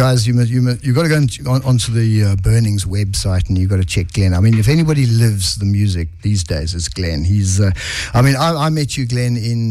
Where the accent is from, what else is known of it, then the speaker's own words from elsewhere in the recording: South Africa; there's bands that, for me, as a South African music fan, have done the groundwork